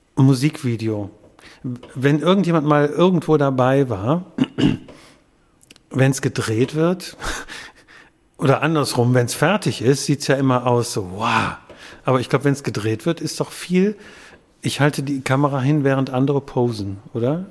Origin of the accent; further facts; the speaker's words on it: Wuppertal, North Rhine-Westphalia, Germany; gebürtiger Wuppertaler